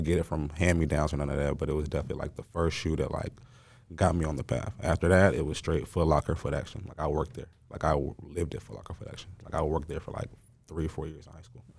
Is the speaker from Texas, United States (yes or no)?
yes; Mesquite, Texas, United States; also born or lived in Dallas, Texas / Lubbock, Texas; I grew up in Mesquite from, you know, just high school, middle school